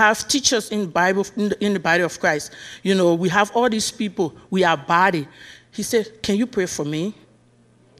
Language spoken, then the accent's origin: English; Liberia; moved away; I'm from Liberia. That's why you hear the accent.